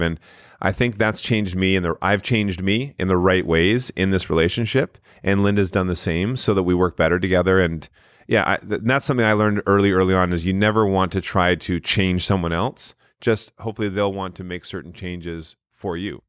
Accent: Canada; we grew up in Canada

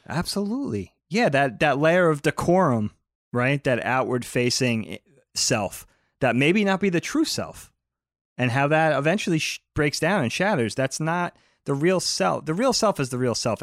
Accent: Bellport, New York, United States; we grew up in the Belport area of Long Island

